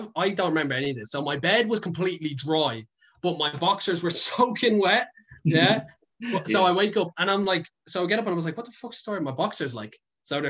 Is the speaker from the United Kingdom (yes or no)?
no; Dublin, Leinster, Ireland; I'm a city boy. I don't think I could leave Dublin